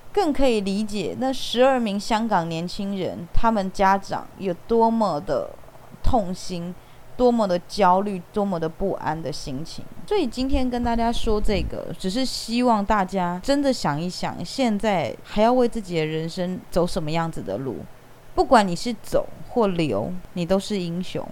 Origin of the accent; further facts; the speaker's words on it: Taiwan; accent: Taiwanese; 他听我的口音，他知道我是台湾人